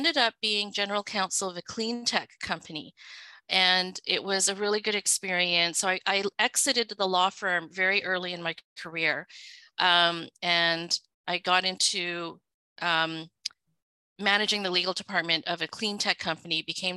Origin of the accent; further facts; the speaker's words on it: Vancouver, British Columbia, Canada; English is a second language; also born or lived in Hong Kong; I so basically was raised in Vancouver and did all my schooling, including elementary school, high school, and actually both of my university degrees in Vancouver.